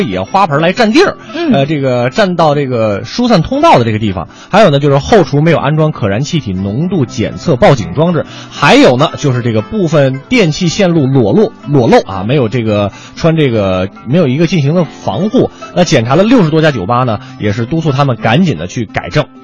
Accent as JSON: {"language": "Chinese", "area": "Huairou", "region": "Beijing", "country": "China", "tie": "born or raised there", "said": "我昨天回家了嘛，嗯。说老家怀柔"}